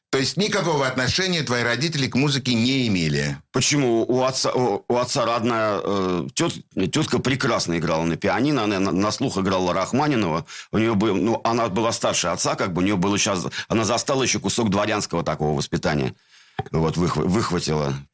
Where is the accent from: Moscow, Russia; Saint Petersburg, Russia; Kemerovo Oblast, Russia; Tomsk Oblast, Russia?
Saint Petersburg, Russia; born there; В городе Ленинград. Когда да. Э, в 1965